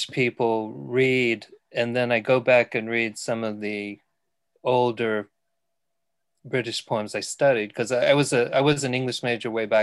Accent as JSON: {"language": "English", "region": "Texas", "country": "United States", "moved": "as an adult", "lives_now": "New Mills, United Kingdom", "said": "I'm from Texas. I taught philosophy at a community college there until 2016 when I retired."}